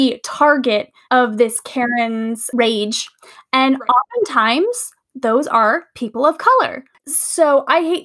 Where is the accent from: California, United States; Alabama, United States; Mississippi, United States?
California, United States; I'm from California.